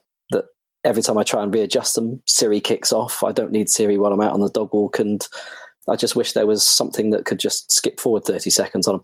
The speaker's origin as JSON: {"language": "English", "town": "Bristol", "region": "South West England", "country": "United Kingdom", "moved": "as an adult", "said": "I am originally from Bristol. I left there at 23 to join the Air Force"}